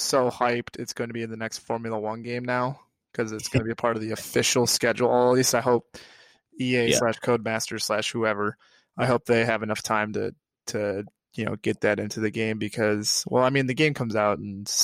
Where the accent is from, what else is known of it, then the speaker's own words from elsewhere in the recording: United States; as a American with my, one would say, ridiculous accent